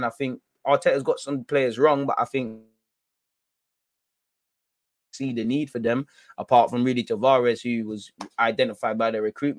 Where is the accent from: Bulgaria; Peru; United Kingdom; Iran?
United Kingdom; London; now in Rome, Italy; Of course, I grew up in England. I'm a London boy, so maybe one day I'll be back in the Premier League to make noise there.